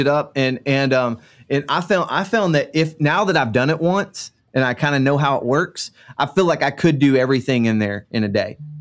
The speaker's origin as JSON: {"language": "English", "region": "Central Florida", "country": "United States", "tie": "born or raised there", "said": "I grew up in Central Florida"}